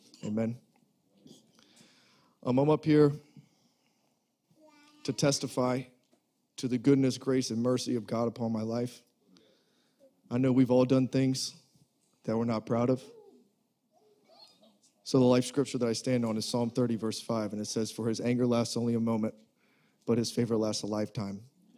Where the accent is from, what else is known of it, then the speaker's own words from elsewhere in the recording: Savannah, Georgia, United States; I'm 30 years old. Again, I'm from Savannah, Georgia.